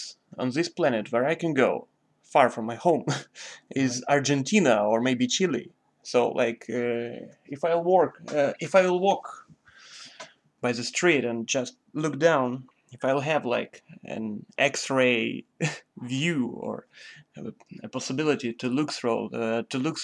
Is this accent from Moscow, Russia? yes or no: no; Vladivostok, Primorsky Krai, Russia; we are people from Vladivostok.